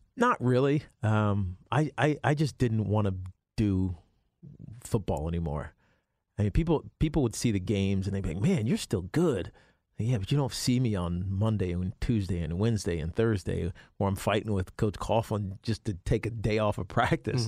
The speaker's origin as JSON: {"language": "English", "region": "Virginia", "country": "United States", "tie": "born or raised there", "moved": "yes", "lives_now": "New York, United States", "said": "I grew up in Virginia, but I'm a New Yorker"}